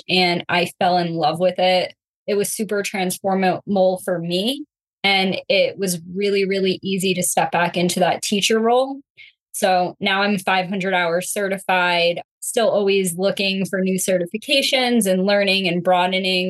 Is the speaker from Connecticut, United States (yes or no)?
yes; West Haven, Connecticut, United States; I'm born and raised in Connecticut, like the West Haven, Connecticut area. So that's my hometown.